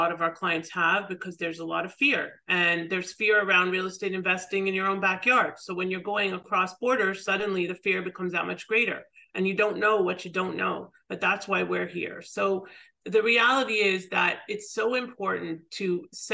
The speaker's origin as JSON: {"language": "English", "town": "Toronto", "region": "Ontario", "country": "Canada", "tie": "born or raised there", "moved": "as an adult", "lives_now": "South Florida, United States", "said": "my hometown of Toronto"}